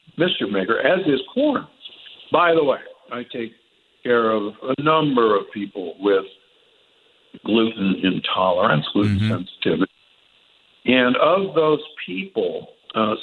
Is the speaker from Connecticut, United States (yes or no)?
no; Omaha, Nebraska, United States; I grew up in Omaha, Nebraska, which at the time I was growing up had the largest feedlots in the world